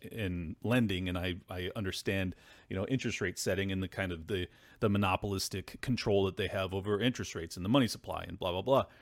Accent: California, United States; as a Californian

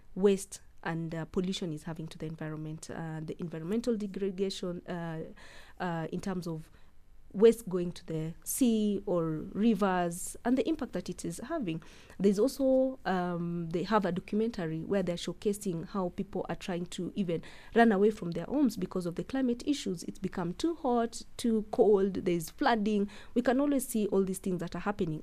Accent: Eldoret, Uasin Gishu County, Kenya; I grew up in Eldoret and Paul's Bakery is like at the heart of Eldoret

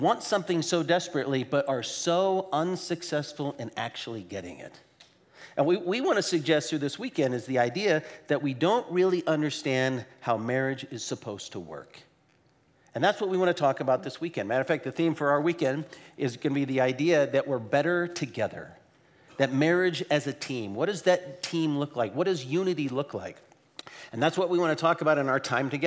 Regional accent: Portland, Oregon, United States; we are from Portland, Oregon

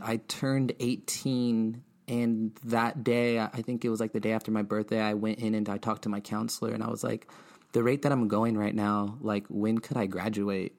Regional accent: Bloomington, California, United States; also born or lived in Montclair, California / Ontario, California / Fontana, California / Los Angeles, California; I'm from the Inland Empire. I'm twenty-nine years old. Yeah, Bloomington, Rialto, to be exact.

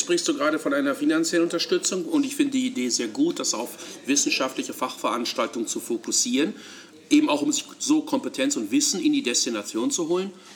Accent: Hamburg, Germany; als Hamburger

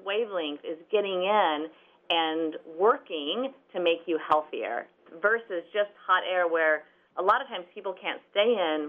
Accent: St. Louis, Missouri, United States; now in Overland Park, United States; I grew up close. I grew up in St. Louis, 4 hours away.

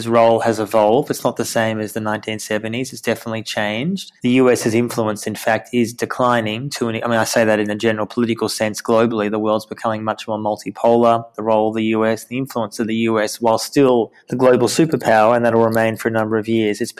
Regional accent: Australia; now in Jerusalem, Israel; I'm Australian. I started doing this in Australia at the time. I was in Sydney.

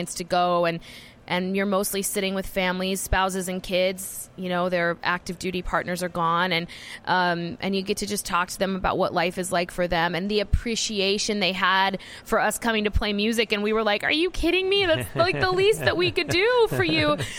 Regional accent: Georgia, United States; now in Nashville, United States; I grew up in Georgia.

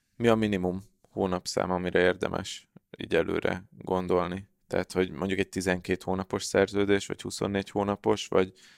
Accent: Hungary; magyarok vagyunk

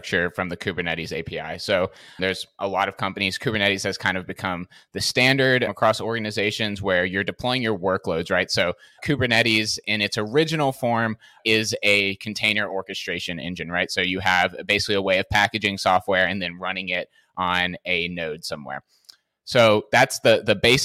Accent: Nashville, Tennessee, United States; I'm originally from Nashville, Tennessee in the US

